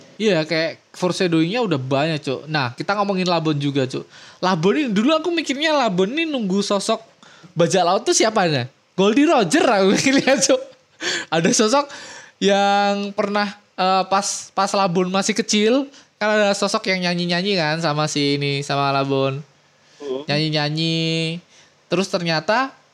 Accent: Indonesia; kita orang-orang Indo

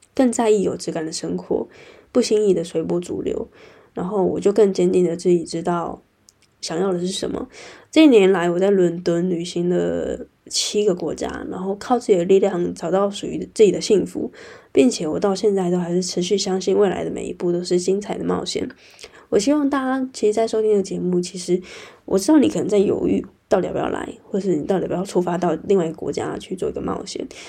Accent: Taiwan; moved away as an adult; now in London, United Kingdom; 我从，呃，台湾之声来到英国异地

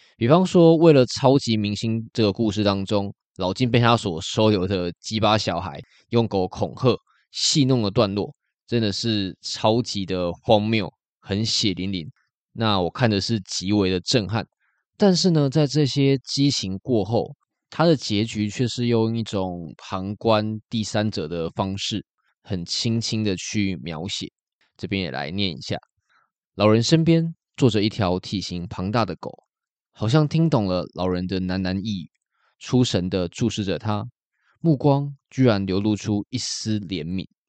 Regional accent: Taiwan; 身为台湾人

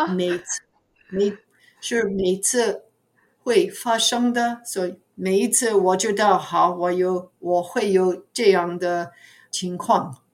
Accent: New York City, New York, United States; Chinese is a second language; now in New Jersey, United States; 我在纽约市出生的，可是现在我居在纽泽西，呃，离纽约市不远

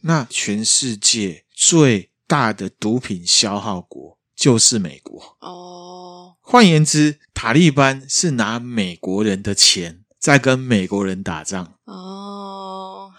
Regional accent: Taiwan; 我们台湾这边

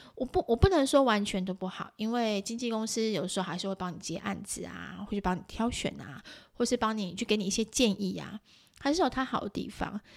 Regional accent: Taiwan; 就我们台湾人来看

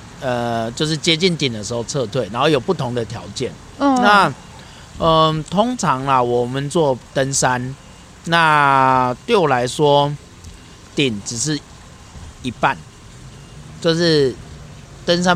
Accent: Taiwan; 我从小在沿海乡下长大，

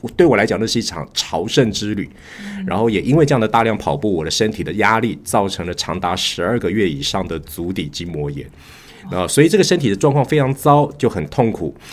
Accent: Taipei, Taiwan; moved away as an adult; also born or lived in Shenzhen, China; 今年五十四岁，呃，现在是个土生土长的台北人。那我过去曾经有十多年的时间定居在对岸的深圳

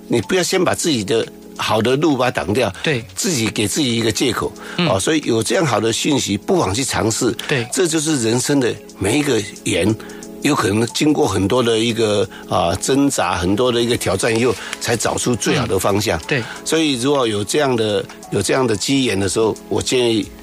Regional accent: Pinglin, New Taipei, Taiwan; moved away; 我来自于乡下，对。啊，来自于平林的乡下

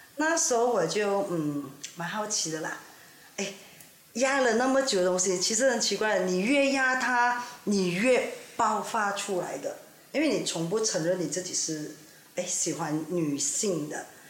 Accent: Ipoh, Perak, Malaysia; now in Kuala Lumpur, Malaysia; 我来这霹雳州怡保，但是现在是在 K L 定居的

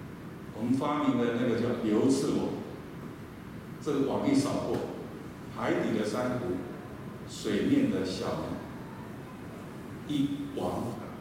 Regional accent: eastern Taiwan, Taiwan; 我很怀念我小时候在东台湾。

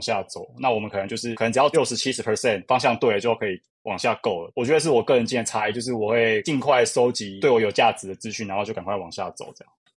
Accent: Kaohsiung, Taiwan; now in Taipei, Taiwan; 我是北漂族，其实我是高雄人

